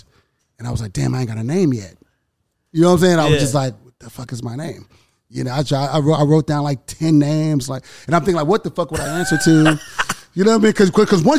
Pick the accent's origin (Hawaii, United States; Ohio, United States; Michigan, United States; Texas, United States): Texas, United States; Houston; also born or lived in Miami, Florida; I'm born in Miami, from Houston.